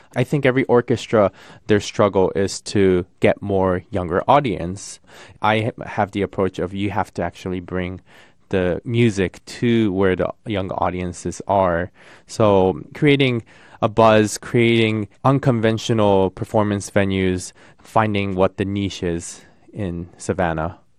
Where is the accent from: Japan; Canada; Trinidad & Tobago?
Japan; Tokyo; moved away; I come from Tokyo, I was born and raised in Tokyo